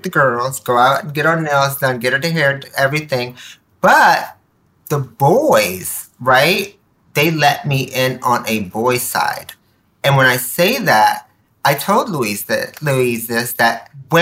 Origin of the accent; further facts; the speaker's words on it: Nicaragua; now in United States; I was born in Nicaragua, Central America. You know, we were immigrants, came here, were dirt poor